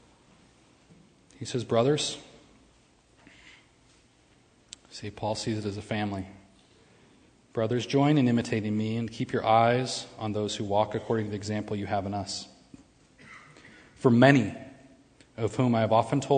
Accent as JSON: {"language": "English", "country": "United States", "said": "I'm an American and I'm very patriotic"}